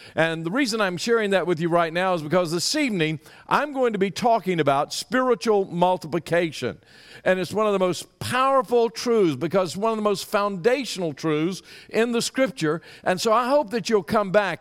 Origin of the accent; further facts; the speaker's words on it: Louisiana, United States; moved away as an adult; now in Texas, United States; I grew up in Louisiana